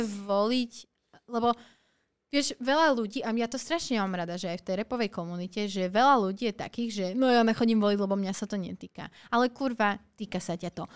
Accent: Bratislava, Bratislava Region, Slovakia; also born or lived in Suchá nad Parnou / Germany; som vyrastala v Bratislave, ale zároveň som vyrastala v Suchej nad Parnou, čo je uh-huh. dedina

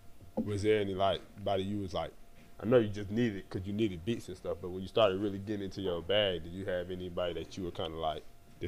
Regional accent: Atlanta, Georgia, United States; I'm from the West Side.

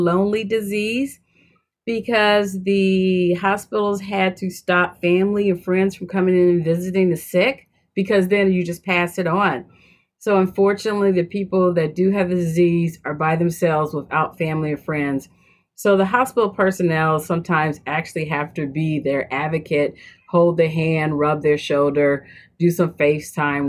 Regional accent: Cleveland, Ohio, United States; moved away as an adult; also born or lived in Michigan / Florida; now in Atlanta, United States; I'm originally from Cleveland, Ohio, a Midwest girl, bred and bred

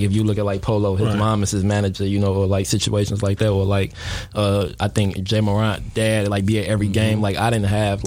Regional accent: Chicago Heights, Illinois, United States; also born or lived in Harvey, Illinois; I am from Chicago Heights, West Side Beacon Hill, for sure, up top. But that's it. That's where I'm from. Went to high school in Harvey

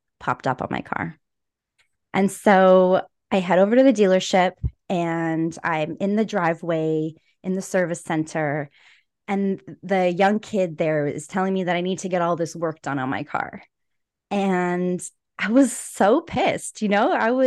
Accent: Edmonton, Alberta, Canada; I was born and raised in Edmonton, Alberta.

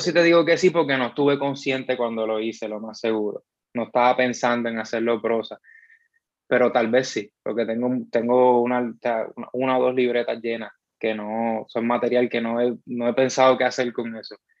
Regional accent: Bayamón, Puerto Rico; soy de Bayamón

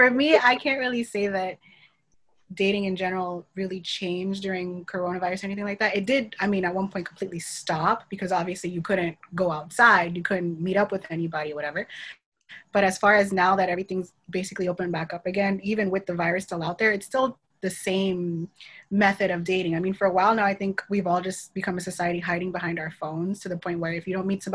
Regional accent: Miami, Florida, United States; Born and raised in Miami, but I'm Haitian for the most part

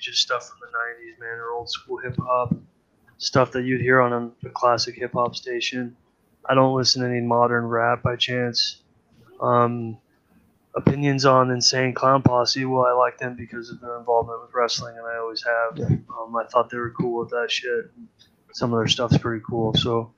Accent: Iowa, United States; I am from Iowa, dude. I fucking grew up listening to bullshit country

